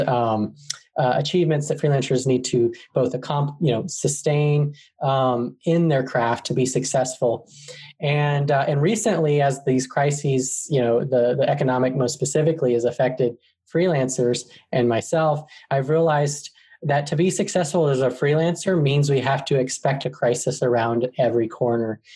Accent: Arizona, United States; moved away as an adult; now in Atlanta, United States; I'm actually from Arizona in the United States, and I moved to Atlanta, Georgia, um, when I was 20

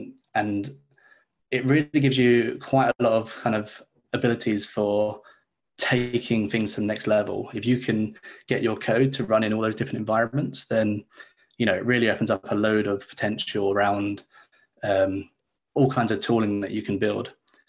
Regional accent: Leeds, Yorkshire and the Humber, United Kingdom; Hey, so yeah, I'm a developer from Leeds in the UK. So it's a bit of a time difference from you guys

